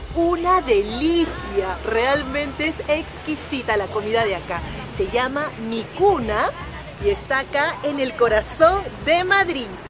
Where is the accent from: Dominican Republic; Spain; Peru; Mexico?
Peru